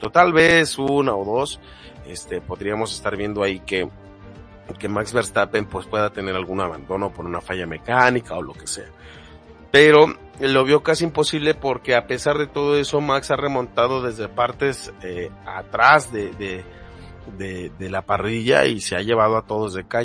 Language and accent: Spanish; Mexico; lamentablemente como mexicanos muchas veces hemos dejado a la deriva a los comentarios de personas que dicen que son los mejores del mundo